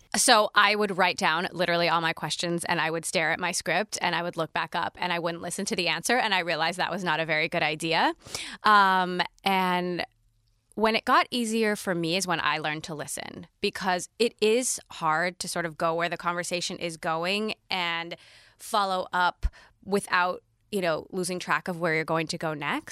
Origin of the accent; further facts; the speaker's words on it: Kailua, Hawaii, United States; I lived on Oahu and was born and raised in a town called Kailua